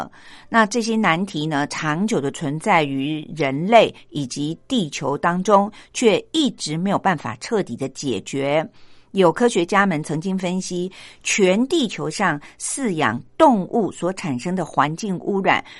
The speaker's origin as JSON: {"language": "Chinese", "country": "Taiwan", "said": "不过呢，这个数字呢，已经让我们台湾人很骄傲了"}